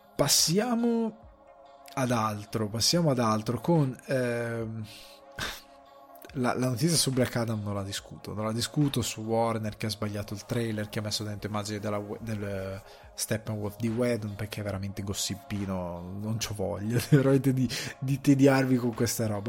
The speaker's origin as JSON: {"language": "Italian", "area": "a village in the Crema area", "region": "Lombardy", "country": "Italy", "said": "vengo da un paesino del Cremasco"}